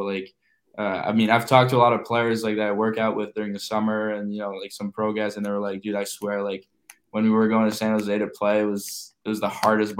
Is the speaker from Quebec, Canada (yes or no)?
yes; Montreal, Quebec, Canada; moved away; I grew up in Montreal